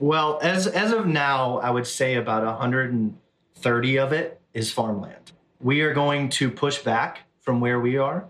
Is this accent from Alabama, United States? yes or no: yes; Southern Alabama, United States; moved away as an adult; also born or lived in Orange, California; Born and raised in Southern Alabama, moved to Orange, California